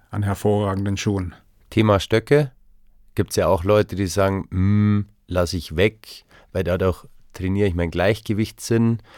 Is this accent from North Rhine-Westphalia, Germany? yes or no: no; Konstanz, Baden-Württemberg, Germany; now in Tegernsee, Germany; Also ich komme aus Konstanz vom Bodensee